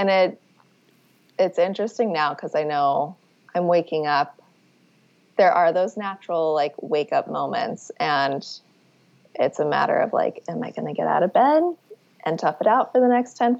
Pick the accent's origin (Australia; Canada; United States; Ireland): United States; Arizona; now in New York, United States; I grew up in Arizona